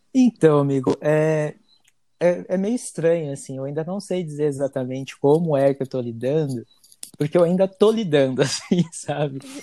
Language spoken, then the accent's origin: Portuguese; São Paulo, Brazil; also born or lived in Bahia; now in United States; eu nasci na Bahia, no interior da Bahia, mas eu fui criado desde os três meses de idade na, em São Paulo